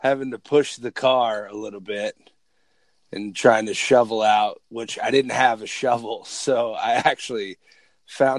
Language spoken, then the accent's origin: English; New Jersey, United States; moved away; also born or lived in Southern California; I grew up in Jersey